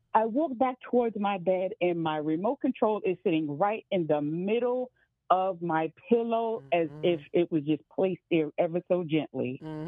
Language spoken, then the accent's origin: English; New York City, New York, United States; When I had first moved in to my apartment, I'm from New York City, okay